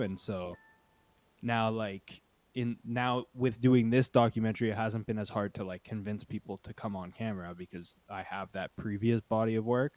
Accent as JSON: {"language": "English", "town": "Uxbridge", "region": "Ontario", "country": "Canada", "tie": "born or raised there", "lives_now": "Toronto, Canada", "said": "I'm from a small town outside of Toronto called Uxbridge"}